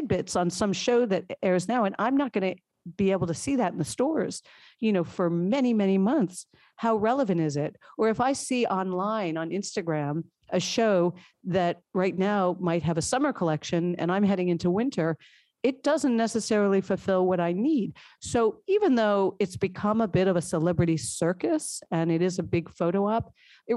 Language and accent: English; New York, United States; I'm a lifelong New Yorker